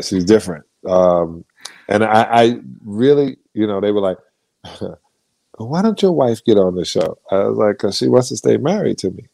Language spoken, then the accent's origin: English; United States; I'm an American